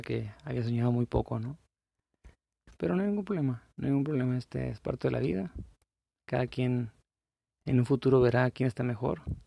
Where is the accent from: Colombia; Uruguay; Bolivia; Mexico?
Mexico; La Paz, Baja California Sur; yo soy de la, de la Paz, de la ciudad de La Paz, California